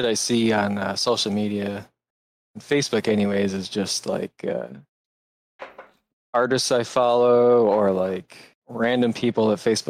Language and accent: English; Port Huron, Michigan, United States; moved away as an adult; now in Portland, United States; I came from Port Huron, Michigan.